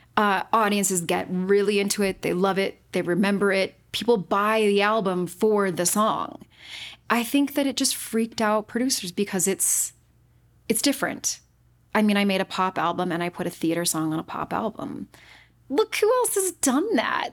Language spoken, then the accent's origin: English; Utah, United States; moved away as an adult; also born or lived in Boston / New York City; was born and raised in Utah